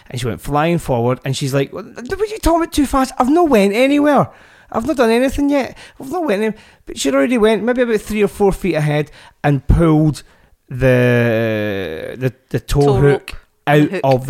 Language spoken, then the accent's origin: English; Glasgow, Scotland, United Kingdom; Because the thing is, we're both from Glasgow, right?